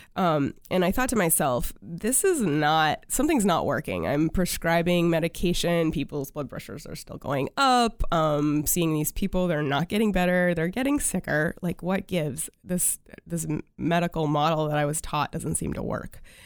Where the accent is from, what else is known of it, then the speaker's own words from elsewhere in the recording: China, Maine, United States; also born or lived in Waterville, Maine; I grew up in China, Maine. Yes, that is a, a, a town in Maine